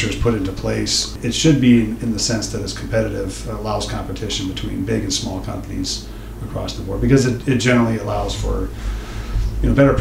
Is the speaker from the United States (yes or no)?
yes; Minnesota, United States; now in Montana, United States; I'm originally from Minnesota